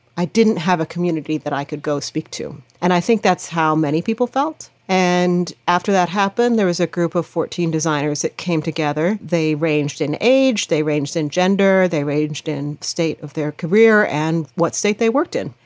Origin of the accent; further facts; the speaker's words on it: Lawrence, Kansas, United States; I grew up in Lawrence, Kansas, which is the home of the Jayhawks.